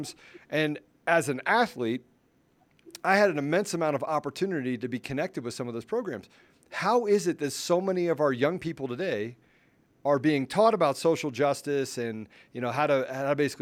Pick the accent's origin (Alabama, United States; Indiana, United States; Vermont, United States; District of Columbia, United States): District of Columbia, United States; Washington; I grew up in the Washington, D.C. area. I grew up rather poor